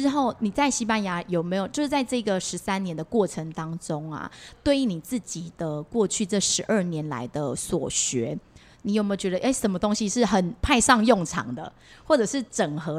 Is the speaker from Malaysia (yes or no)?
no; Taiwan; 就像因为我们台湾人可能很喜欢看到人，我们就说啊，你最近胖了，你最近瘦了。